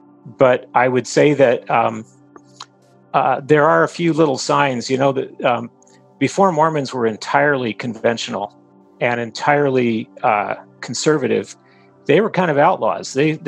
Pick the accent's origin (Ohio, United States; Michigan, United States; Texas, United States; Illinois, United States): Texas, United States; born there; I was born in Texas on a military base. My dad was in the Air Force, but my parents had both grown up in a small town in Utah.